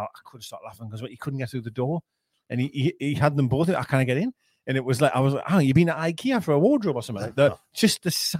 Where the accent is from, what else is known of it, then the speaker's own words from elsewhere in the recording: Shields, North East England, United Kingdom; we're from Shields